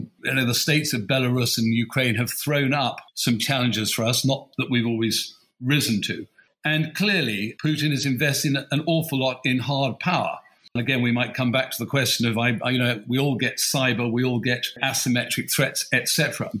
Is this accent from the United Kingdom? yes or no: yes; United Kingdom; we have an issue again as the British